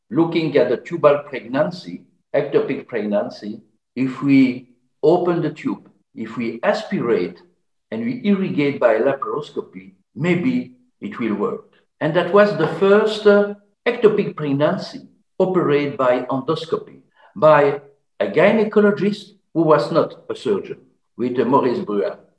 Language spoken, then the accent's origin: English; Belgium; I'm from Belgium